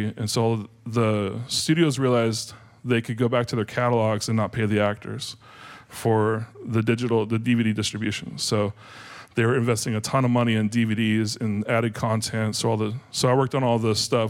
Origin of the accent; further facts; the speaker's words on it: Graham, Washington, United States; I grew up near Puyallup in Graham, Washington